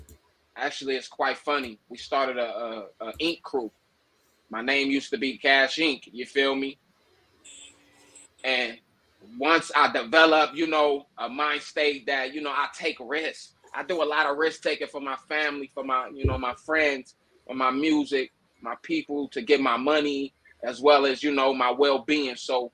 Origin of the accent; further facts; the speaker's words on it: Long Beach, California, United States; I was born in Long Beach, California, man. Born and raised out there a little bit. Migrated, moved around.